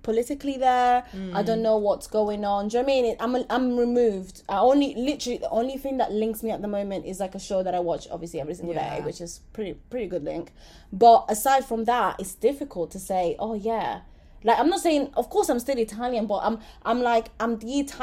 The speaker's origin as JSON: {"language": "English", "region": "London", "country": "United Kingdom", "said": "From London"}